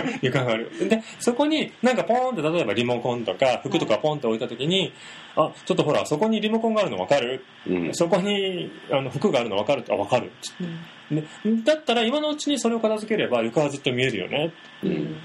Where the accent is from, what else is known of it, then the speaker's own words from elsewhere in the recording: Kansai, Japan; 関西人なんですよね